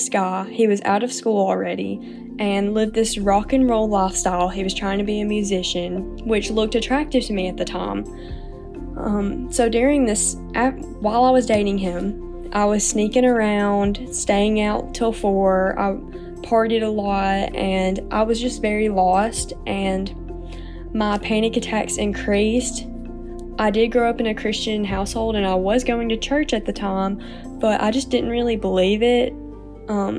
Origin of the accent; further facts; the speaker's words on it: North Alabama, United States; I'm 20 years old and I'm from North Alabama.